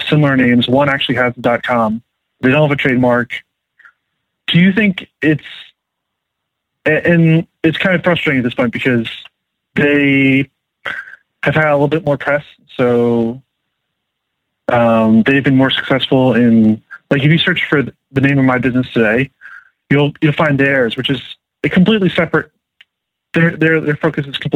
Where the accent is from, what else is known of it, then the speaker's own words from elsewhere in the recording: Philadelphia, Pennsylvania, United States; I'm also from Philadelphia